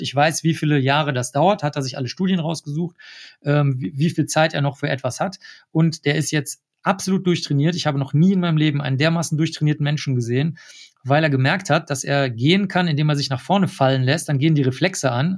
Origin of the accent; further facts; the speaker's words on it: Germany; accent: strong German accent; also born or lived in New York; Und ich habe einen ganz, ganz starken deutschen Akzent, den erkennt jeder